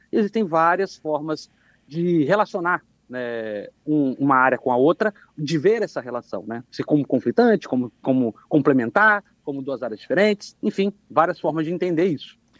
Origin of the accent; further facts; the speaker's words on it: Anchieta, Espírito Santo, Brazil; also born or lived in Rio Novo do Sul; nasci, em Rio Novo do Sul, mas sempre morei aqui na cidade de Anchieta